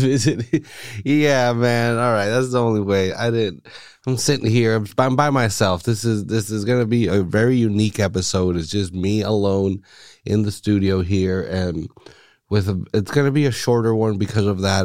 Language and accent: English; United States; now in Salinas, United States; I'm Mexican American